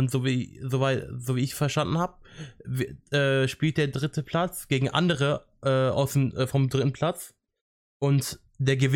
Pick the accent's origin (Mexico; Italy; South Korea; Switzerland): Italy; Und ich fand es auf jeden Fall nice als Italiener und als Italien-Fan, in Anführungszeichen, äh, dass Italien 3-0 gewonnen hat.